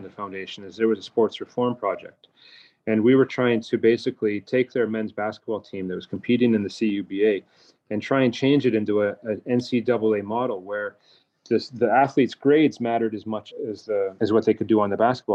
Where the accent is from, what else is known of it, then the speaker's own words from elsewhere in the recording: Calgary, Alberta, Canada; now in China; if I look back on my youth and growing up, I'm from Canada.